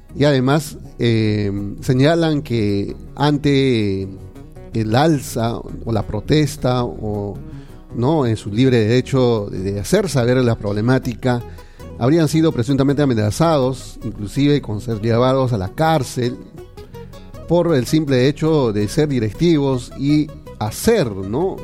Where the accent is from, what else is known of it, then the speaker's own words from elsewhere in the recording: Peru; todos tenemos los mismos derechos y deberes como ciudadanos peruanos